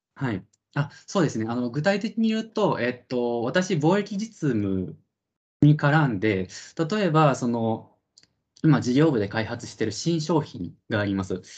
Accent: Japan; 私はその帰国子女とかでは全然なくってもう日本で生まれ育った純ジャパニーズなんですけれども

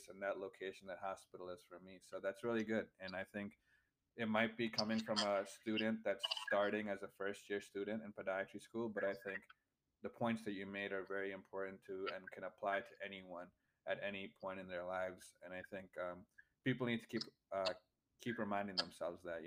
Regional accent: Michigan, United States; moved away as an adult; now in Ohio, United States; I'm from the Midwest, from Michigan, and I go to school at Kent State

